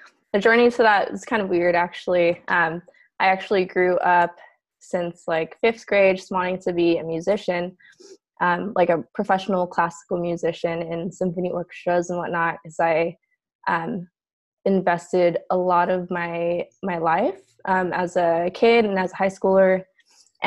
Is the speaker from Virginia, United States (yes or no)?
no; San Diego, California, United States; moved away as an adult; also born or lived in Bay Area, California; now in Portland, United States; I grew up primarily in San Diego